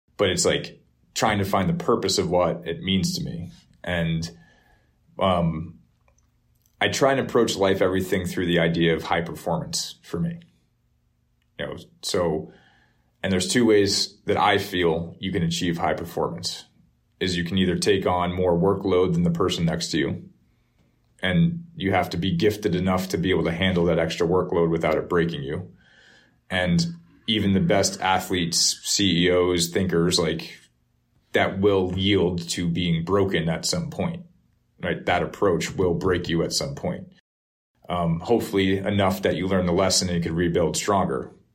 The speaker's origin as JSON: {"language": "English", "town": "Norwalk", "region": "Connecticut", "country": "United States", "tie": "born or raised there", "said": "Norwalk River, where I grew up in Norwalk"}